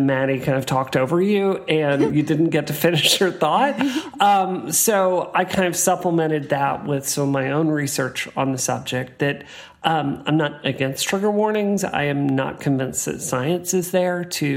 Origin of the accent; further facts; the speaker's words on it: the South, United States; I grew up in the South